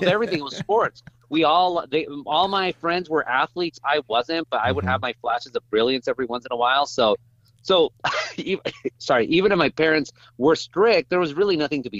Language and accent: English; Orange County, California, United States; Because you say my story starts in Orange County. It really starts in Zacatecas, where my family's from. Mm. And so their diaspora, my great grandpa and grandpa came to Anaheim specifically